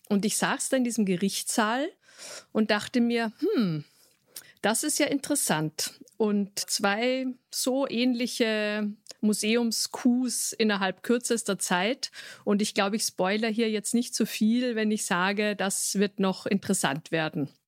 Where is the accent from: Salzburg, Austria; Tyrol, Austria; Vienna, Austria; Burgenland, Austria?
Vienna, Austria; ich selbst bin Wienerin